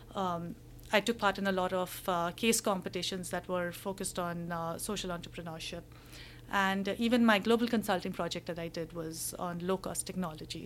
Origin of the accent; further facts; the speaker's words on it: India; moved away as an adult; also born or lived in Hong Kong; I'm, I'm from India